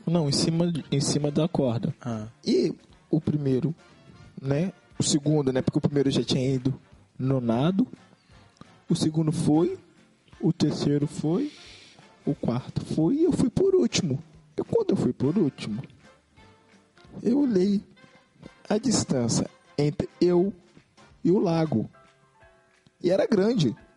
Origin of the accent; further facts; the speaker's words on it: Belford Roxo, Rio de Janeiro, Brazil; nós somos de Belfor Roxo